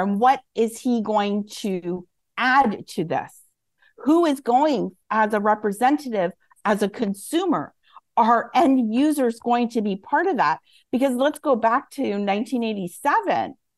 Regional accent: Canada; as a Canadian

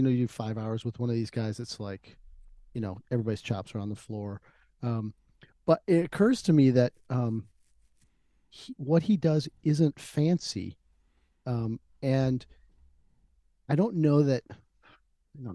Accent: Albuquerque, New Mexico, United States; now in Huntsville, United States; I was born there. We spent about 10 minutes there before my father was transferred out to Albuquerque.

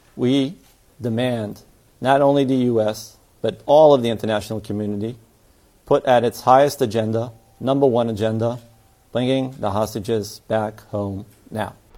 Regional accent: New York City, New York, United States; myself as a New Yorker

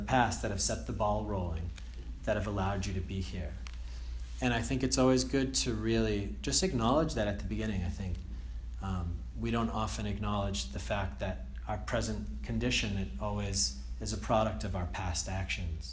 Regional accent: Andover, Massachusetts, United States; moved away as an adult; also born or lived in Connecticut / Germany; I'm from Andover also, so I went to, you know, Bancroft and Doherty and Andover High School

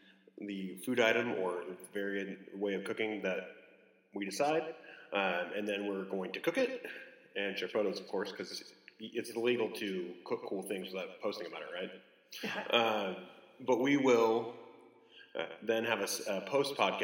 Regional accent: California, United States; now in Dallas, United States; I'm a Californian

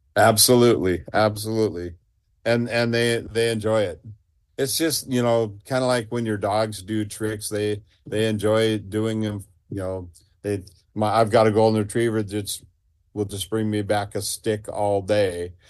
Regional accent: Seaside, Oregon, United States; I grew up in Seaside

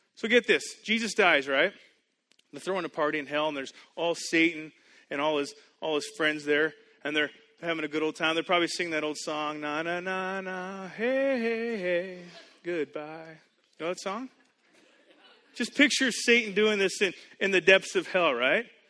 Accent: Canada; moved away as an adult; also born or lived in United States; I grew up in Canada. I went to school in the U.S. I now live here.

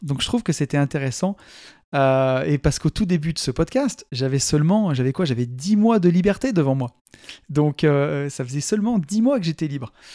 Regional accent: Saint-Étienne area, Auvergne-Rhône-Alpes, France; en tant que Stéphanois, hein, c'est un pays de mines

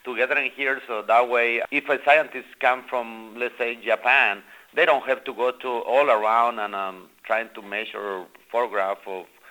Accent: Guatemala; moved away; I am from Guatemala

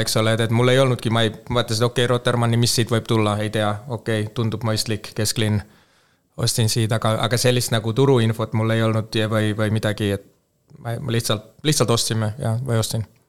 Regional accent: Helsinki, Uusimaa, Finland; Estonian is a second language; moved away as an adult; now in Tallinn, Estonia; mina kasvasin Soomes Helsingis kolmkümmend aastat, nelikümmend aastat tagasi

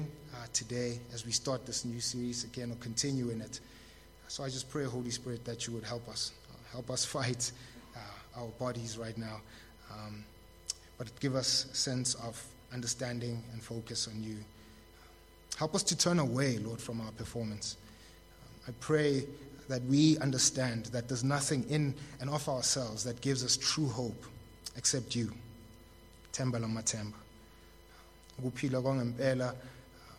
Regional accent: Tembisa, Gauteng, South Africa; I was born in Tembisa, too.

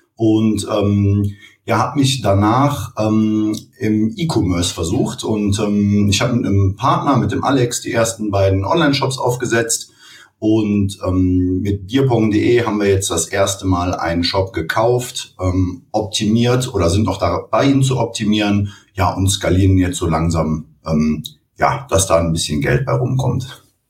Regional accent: Cologne, North Rhine-Westphalia, Germany; Ich komme aus Köln. Ich habe hier studiert und ähm, ja, bin auch hier geblieben.

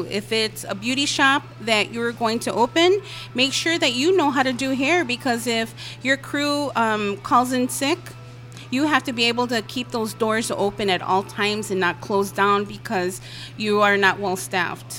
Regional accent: Chicago, Illinois, United States; born and raised in Chicago

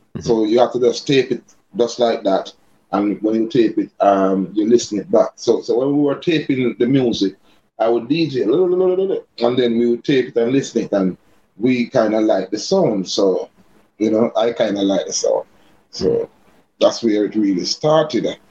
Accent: Kingston, Saint Andrew, Jamaica; I grew up in a place called Barbican. That's upper, that, that, that's St. Andrew, upper St. Andrew. Um, Kingston 8, Barbican, Kingston 8.

